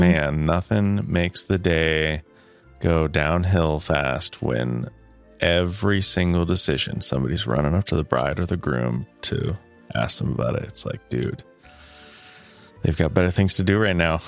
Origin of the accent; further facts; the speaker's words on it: Midwest, United States; I am a Midwesterner